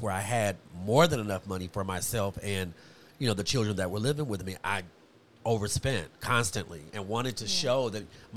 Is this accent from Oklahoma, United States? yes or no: no; Compton, California, United States; also born or lived in Los Angeles, United States; I was raised in Compton and in L.A. and on Figueroa 120th